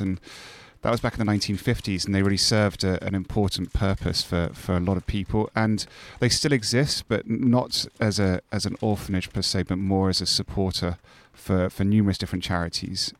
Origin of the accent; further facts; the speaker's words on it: Scotland, United Kingdom; moved away; I'm Scottish and have, know quite a lot of people up there